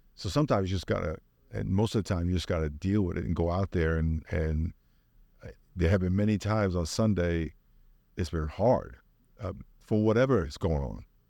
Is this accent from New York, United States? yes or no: yes; Long Island, New York, United States; moved away as an adult; now in San Diego, United States; I grew up in New York.